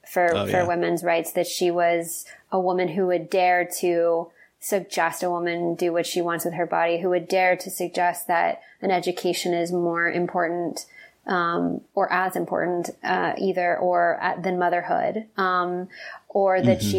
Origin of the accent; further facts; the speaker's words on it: the South, United States; And I think that it's something that certainly as a young woman, again, growing up in the South and who was not, out of the closet for a long time